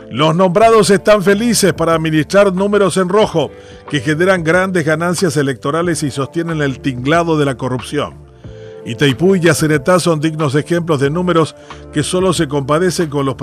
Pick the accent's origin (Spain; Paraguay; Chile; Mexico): Paraguay; Y que según un eh, condenado ex titular de la EBI, Tomás, somos los paraguayos unos sinvergüenzas.